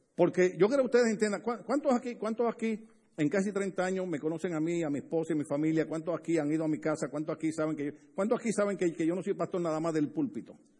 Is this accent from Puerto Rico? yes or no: yes; Puerto Rico; a mí me gusta estar con puertorriqueños porque ahí hablamos duro